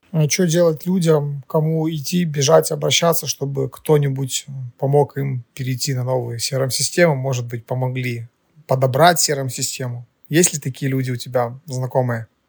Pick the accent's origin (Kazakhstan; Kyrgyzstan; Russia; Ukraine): Ukraine; Мы из Украины